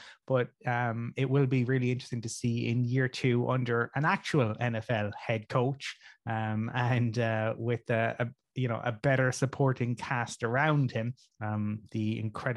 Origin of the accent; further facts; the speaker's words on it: Ireland; we are your Irish brethren